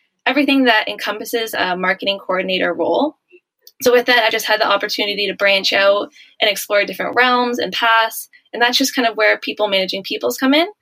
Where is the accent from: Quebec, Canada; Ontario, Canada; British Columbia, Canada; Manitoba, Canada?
Ontario, Canada; also born or lived in Melbourne, Australia; back in Ontario where I'm from